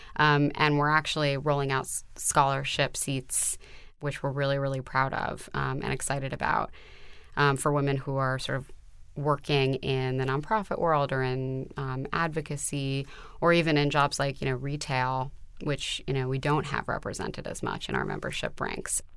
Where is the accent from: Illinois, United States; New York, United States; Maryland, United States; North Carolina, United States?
New York, United States; New York City; I was brought up on the Upper West Side in New York City